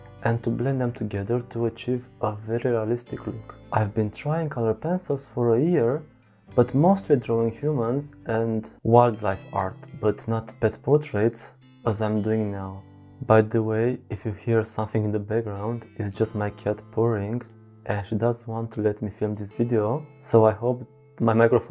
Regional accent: Belgium; I'm from Belgium

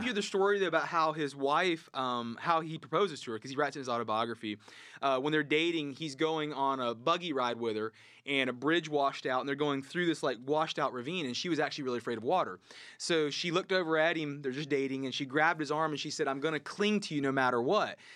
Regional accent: the South, United States; growing up in the South

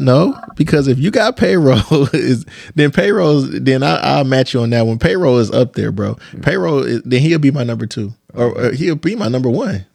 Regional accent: Detroit, Michigan, United States; I'm from the East Side

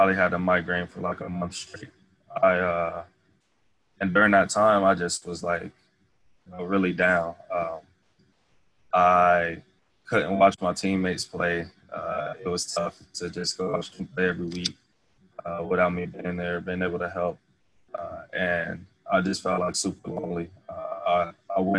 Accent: Ohio, United States; moved away as an adult; also born or lived in Indiana

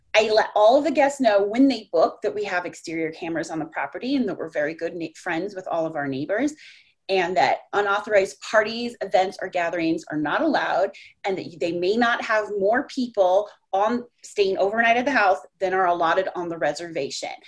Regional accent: Colorado, United States; moved away as an adult; also born or lived in Orlando, Florida / South Florida; now in Texas, United States; I grew up in Colorado

